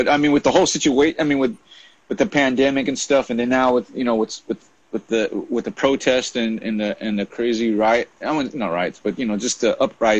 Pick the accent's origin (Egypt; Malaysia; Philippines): Philippines; My mother, obviously, I'm Filipino. My parents came from the Philippines to the United States in '68